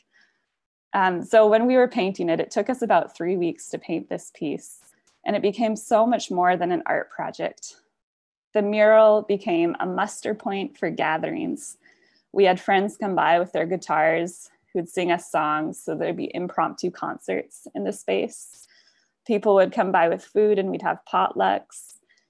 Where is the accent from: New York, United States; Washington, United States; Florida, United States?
Washington, United States; Sultan; moved away; also born or lived in Vancouver; I'm actually at home in my hometown in Sultan, Washington